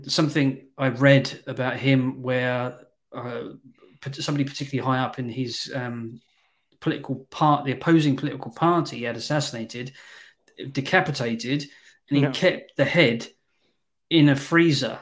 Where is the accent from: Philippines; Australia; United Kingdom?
United Kingdom; England